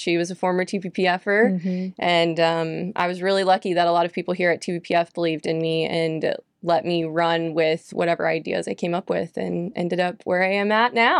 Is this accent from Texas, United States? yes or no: yes; Cypress, Texas, United States; I grew up in Houston and in the suburbs of Houston called Cypress, Texas. And so there wasn't a big 4-H group in Cypress because we were very suburban.